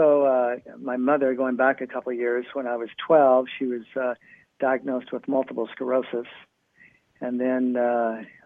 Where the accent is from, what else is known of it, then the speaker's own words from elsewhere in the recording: San Luis Obispo, California, United States; also born or lived in Santa Cruz, California; I grew up in a little town called San Luis Obispo, California. We actually lived in Santa Cruz before